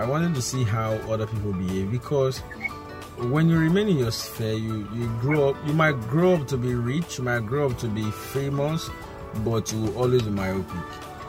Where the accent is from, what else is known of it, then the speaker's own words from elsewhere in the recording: Ughelli, Delta, Nigeria; I was born in General Hospital, Ugeli. So I was born in Ugeli Delta State.